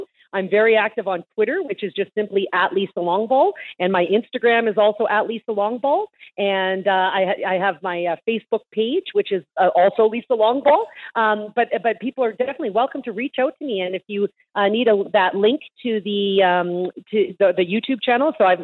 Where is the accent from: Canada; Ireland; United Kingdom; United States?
Canada; As a Canadian